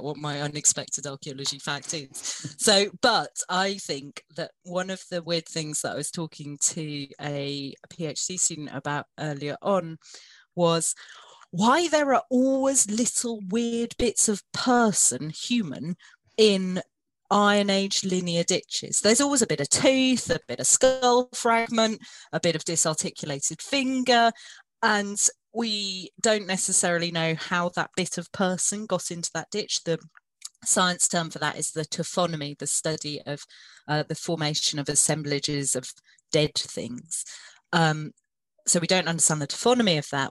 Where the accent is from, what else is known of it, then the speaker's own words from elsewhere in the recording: South Wales, United Kingdom; We grew up in South Wales